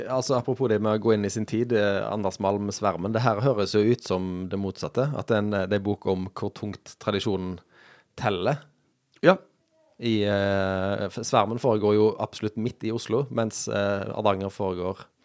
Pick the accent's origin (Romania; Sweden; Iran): Sweden; now in Stavanger, Norway; Ja, jeg er svensk.